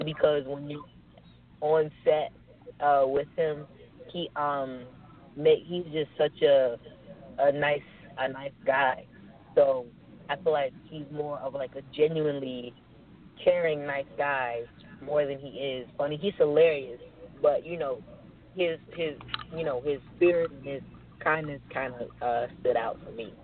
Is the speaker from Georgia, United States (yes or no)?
yes; Atlanta, Georgia, United States; also born or lived in Washington, District of Columbia, United States; I'm from Atlanta. I live in Atlanta